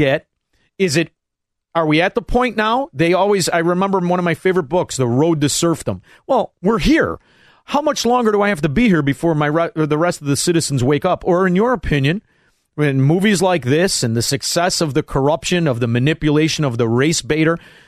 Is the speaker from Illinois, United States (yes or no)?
yes; Chicago, Illinois, United States; as a Chicagoan